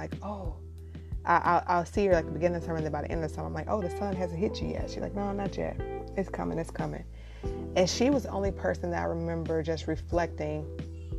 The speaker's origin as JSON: {"language": "English", "region": "Midwest", "country": "United States", "tie": "born or raised there", "said": "growing up in the Midwest"}